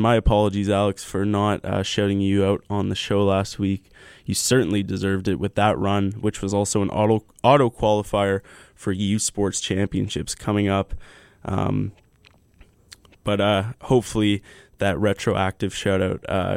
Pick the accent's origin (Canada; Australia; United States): Canada; Vancouver, British Columbia; now in Hamilton, Canada; my hometown, UBC Thunderbirds